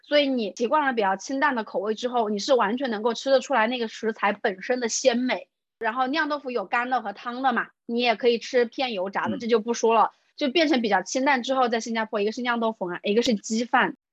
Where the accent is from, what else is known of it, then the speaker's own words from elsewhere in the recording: Hubei, China; moved away as an adult; also born or lived in Singapore; 我从小出生在湖北嘛，然后大学也在湖北读的